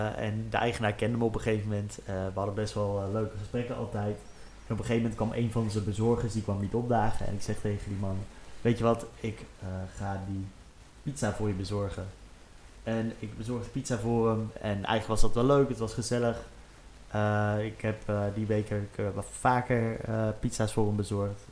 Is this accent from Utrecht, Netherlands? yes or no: yes; Utrecht, Netherlands; also born or lived in Maarssen; ik ben opgegroeid in Zuilen in, Utrecht